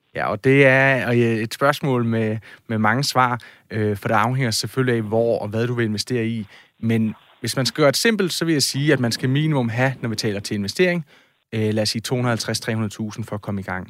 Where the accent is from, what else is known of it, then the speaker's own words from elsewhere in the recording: Odense, Southern Denmark, Denmark; jeg kommer jo fra Odense